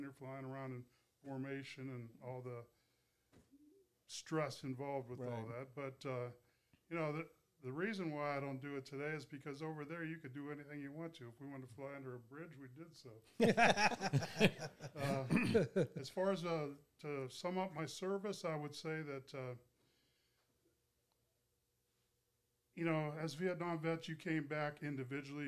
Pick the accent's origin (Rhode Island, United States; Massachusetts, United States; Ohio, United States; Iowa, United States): Ohio, United States; northeastern; moved away as an adult; now in Burns, United States; I'm originally from northeastern Ohio